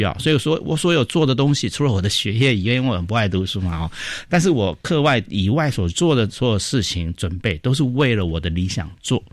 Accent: Taipei, Taiwan; 我小时候是住通化街台北市

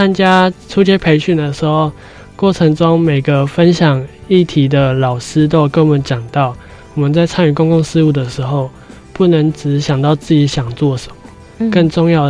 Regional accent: Kaohsiung, Taiwan; 我的家乡就是林园，它越来越没落，

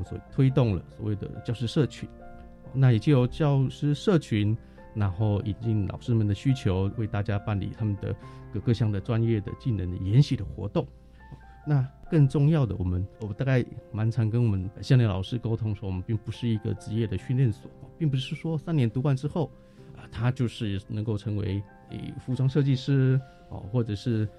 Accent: Chiayi, Chiayi City, Taiwan; 到我们嘉义市的东市场，哦，这个是我们嘉义人的灶咖，去看看我们嘉义人的一个饮食的文化等等，还有我们这个呃像嘉义的特别的餐点

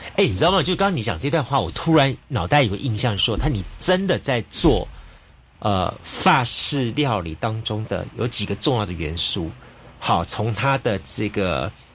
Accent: Taiwan; 台湾我们长期以来自称是一个美食的一个国，国，王国

